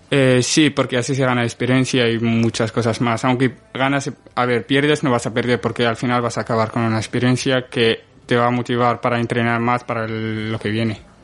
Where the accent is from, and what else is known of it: Morocco; born or raised there; moved away as an adult; now in Spain